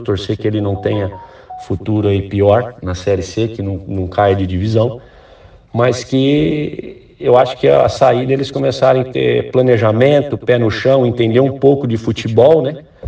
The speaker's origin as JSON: {"language": "Portuguese", "town": "Ribeirão Preto", "region": "São Paulo", "country": "Brazil", "also_born_or_lived": "Recife", "moved": "as an adult", "said": "eu sou de Ribeirão Preto"}